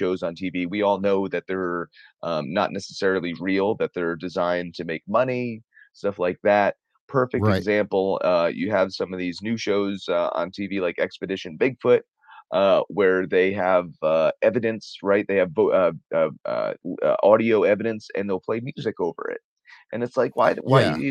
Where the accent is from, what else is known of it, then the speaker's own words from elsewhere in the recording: New Jersey, United States; I'm from New Jersey